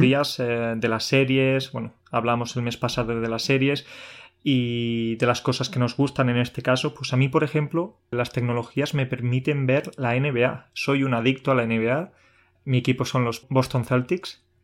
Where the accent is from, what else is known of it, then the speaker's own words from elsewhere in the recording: Andalusia, Spain; yo soy andaluz